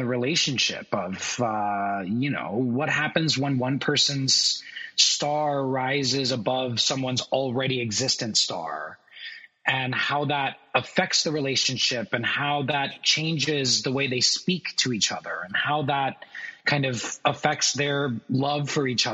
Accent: Orlando, Florida, United States; moved away as an adult; also born or lived in New York; I grew up in Orlando, Florida

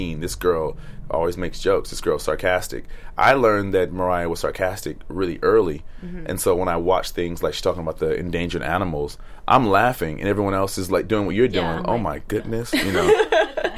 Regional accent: United States; we're from America

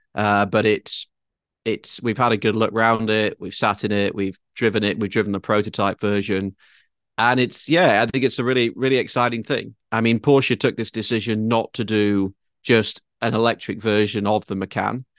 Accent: United Kingdom; now in Manhattan Beach, United States; me as a Brit

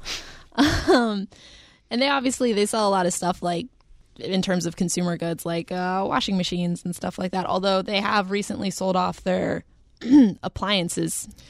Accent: the South, United States; moved away; technically I grew up in the South.

